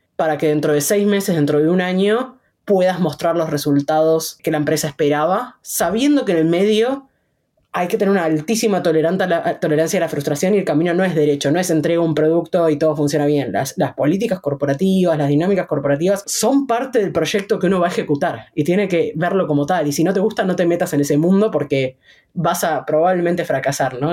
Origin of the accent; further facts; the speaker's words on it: Buenos Aires, Argentina; yo nací en Buenos Aires, Argentina.